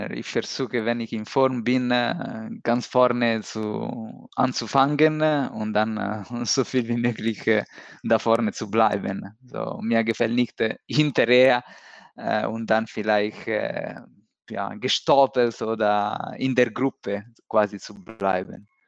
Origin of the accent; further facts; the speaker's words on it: Milan, Lombardy, Italy; born there; German is a second language; also born or lived in Rome; Ich bin in Mailand geboren, so in äh, 90, 80. So dieses Jahr ist, hab, bin ich 40 äh, geworden.